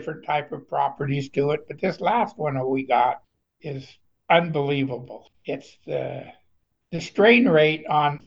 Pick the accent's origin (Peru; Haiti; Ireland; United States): United States; Woodland, Washington; I'm from Woodland, Washington.